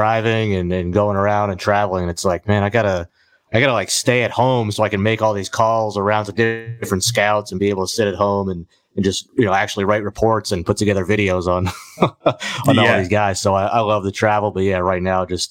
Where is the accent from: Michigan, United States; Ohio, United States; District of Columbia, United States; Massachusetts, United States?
Massachusetts, United States; Boston; I grew up a Red Sox fan, just growing up in Boston, being 6 years old in Boston